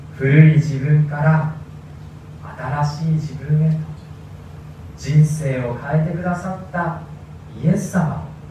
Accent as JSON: {"language": "Japanese", "town": "Sendai", "region": "Miyagi", "country": "Japan", "tie": "born or raised there", "also_born_or_lived": "Tokyo", "said": "私の生まれは東京ということなんですでも私が2歳になる前に父の転勤で仙台に引っ越しましたでそれ以来ずっと、まあ、大人になるまでですね私は仙台で育ちました"}